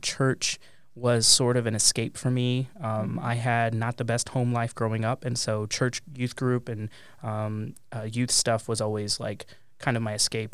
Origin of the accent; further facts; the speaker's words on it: Pampa, Texas, United States; moved away as an adult; also born or lived in Amarillo, Texas / Columbus, Ohio; from a public school in my hometown of Pampa, Texas